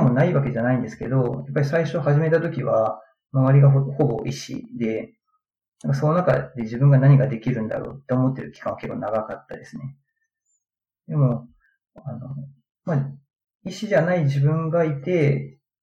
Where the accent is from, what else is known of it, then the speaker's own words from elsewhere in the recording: Aichi, Japan; moved away as an adult; now in Tsukuba, Japan; 出身は愛知県なんですけど、まあ、就職で、つくばの方に来まして